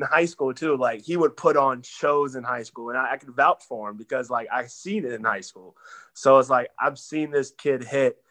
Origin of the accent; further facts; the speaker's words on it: Texas, United States; I'm from Texas, so Texas boys gotta have the truck.